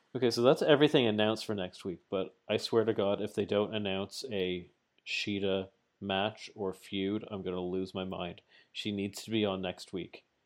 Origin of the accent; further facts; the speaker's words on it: Canada; I'm Canadian